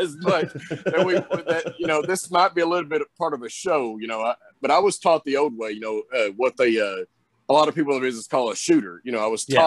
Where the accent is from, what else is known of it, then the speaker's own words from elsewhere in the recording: the South, United States; accent: Southern; I've got that Southern accent, that Southern drawl